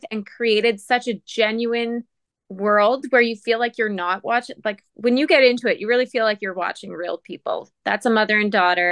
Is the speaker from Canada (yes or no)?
yes; Sault Ste. Marie, Ontario, Canada; Sault Ste. Marie, my hometown